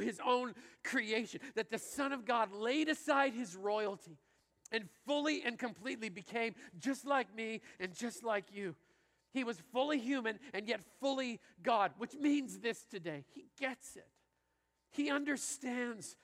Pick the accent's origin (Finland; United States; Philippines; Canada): Canada; I grew up in Canada playing hockey and driving.